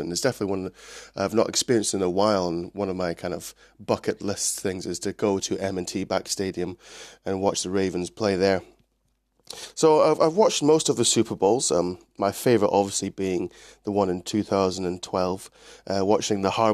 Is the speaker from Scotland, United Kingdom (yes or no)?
yes; Scotland, United Kingdom; also born or lived in Clinton, Maryland, United States / Edinburgh; I was originally born in the States, but I've grown up in Scotland, currently living in Edinburgh